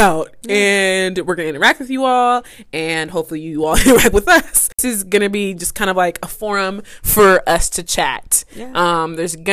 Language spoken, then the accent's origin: English; Southern California, United States; born and raised in SoCal.